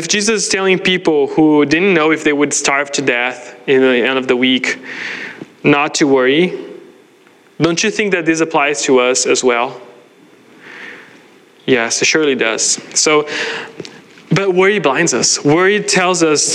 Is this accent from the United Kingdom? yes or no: no; Brazil; moved away as an adult; I grew up in Brazil